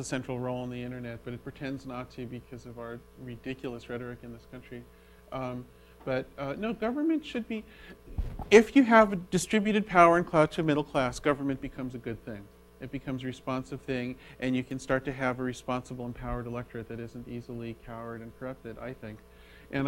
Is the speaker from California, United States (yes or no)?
yes; Berkeley, California, United States; Berkeley, from my hometown